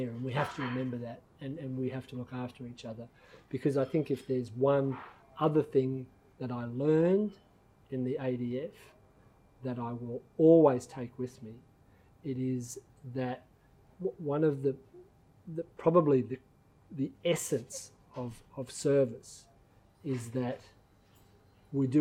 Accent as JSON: {"language": "English", "country": "Australia", "said": "as an Australian"}